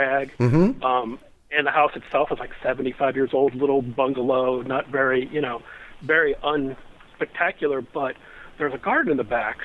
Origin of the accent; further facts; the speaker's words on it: Akron, Ohio, United States; now in Kent, United States; I grew up in the Akron, Ohio area, south of Cleveland, on 4.5 acres